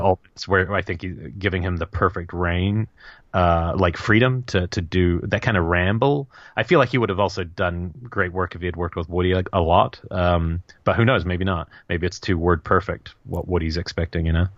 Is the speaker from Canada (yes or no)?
no; New Zealand; moved away; growing up in New Zealand